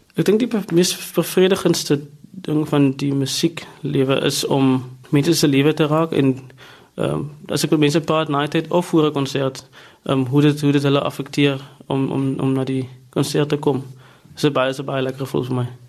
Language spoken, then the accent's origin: Afrikaans; South Africa; moved away as an adult; also born or lived in Stellenbosch / Cleveland; Ek het groot geword in Riverstal